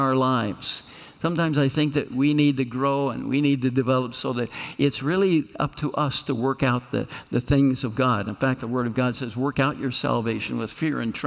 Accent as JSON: {"language": "English", "region": "Kansas", "country": "United States", "moved": "yes", "said": "I'm come from Kansas"}